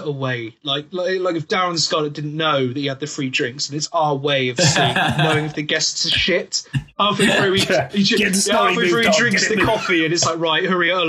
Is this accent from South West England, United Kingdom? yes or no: yes; West Country, South West England, United Kingdom; I am from the West Country, which is known for its cider.